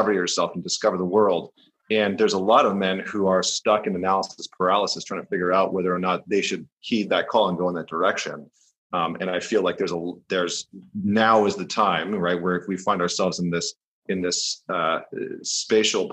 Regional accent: Northern Alberta, Canada; moved away as an adult; also born or lived in New York; I grew up in Northern Alberta in Canada

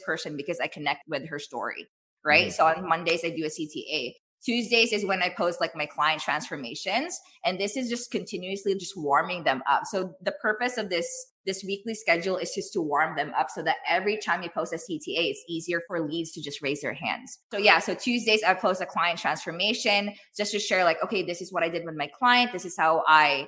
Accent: Philippines; I'm Filipino

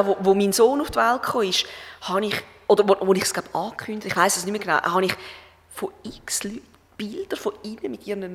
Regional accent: Schaffhausen, Switzerland; moved away; das ist Schaffhausen, das ist mein Heimatort

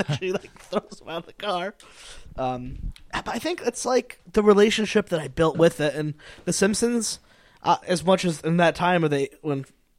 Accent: New England, United States; we're from New England.

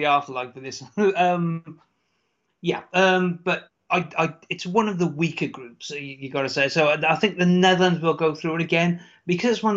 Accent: United Kingdom; I'm a Brit

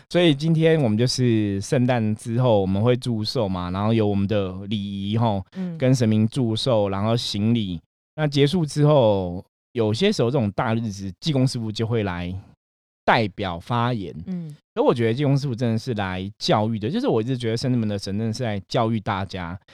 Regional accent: Taipei, Taiwan; 因为我自己在士林长大

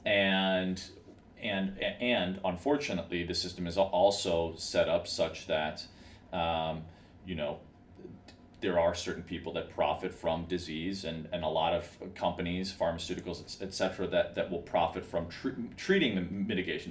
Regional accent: Chicago, Illinois, United States; now in Los Angeles, United States; I grew up in Chicago

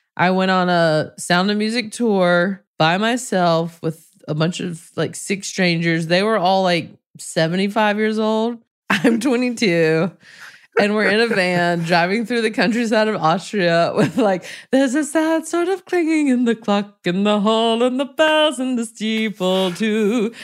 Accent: the South, United States; raised in the South, so the church was a part of my life

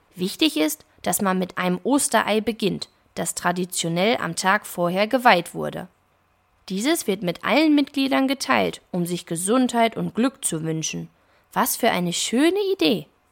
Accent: Germany; bei uns in Deutschland

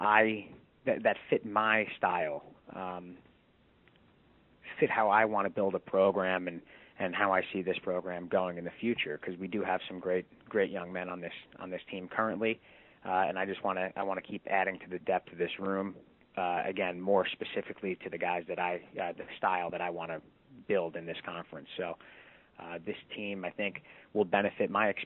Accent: New Jersey, United States; I actually grew up in New Jersey. Where I'm living currently is about 25 minutes away from my hometown.

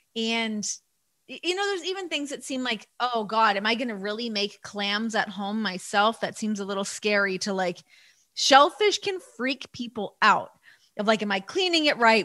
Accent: Toronto, Ontario, Canada; growing up in Toronto

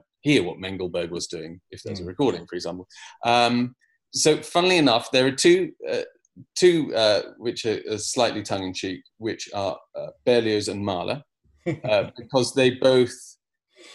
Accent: United Kingdom; as a British conductor

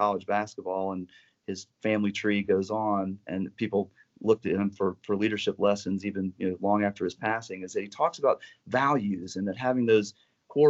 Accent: North Carolina, United States; as a kid growing up in Carolina

